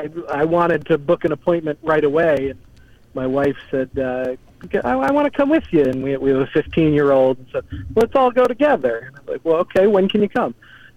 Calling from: Philadelphia, Pennsylvania, United States

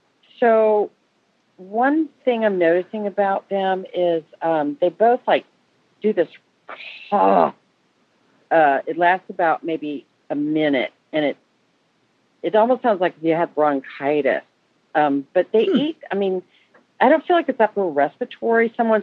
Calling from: Mason, Ohio, United States; Hi, calling from Mason, Ohio.

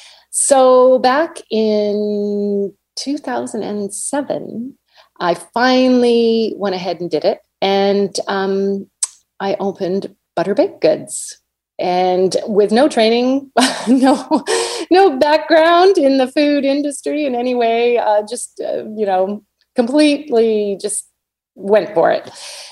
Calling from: Vancouver, British Columbia, Canada; Well, I am joining you from Vancouver, Canada.

